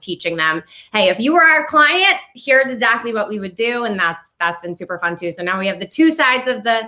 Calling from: Vermont, United States; I am sitting in the northwest or northeastern nook of the United States in Vermont.

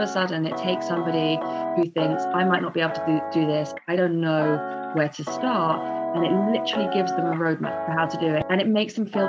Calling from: London, United Kingdom; I am in sunny London.

